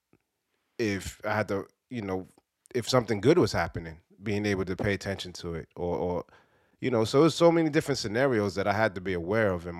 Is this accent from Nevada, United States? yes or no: no; New York City, New York, United States; growing up in Brooklyn in the 80s and the 90s